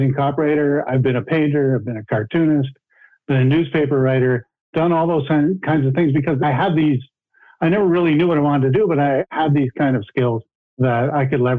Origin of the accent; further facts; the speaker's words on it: Sarnia, Ontario, Canada; Where I grew up in Sarnia, Ontario, Canada, it's called the Chemical Valley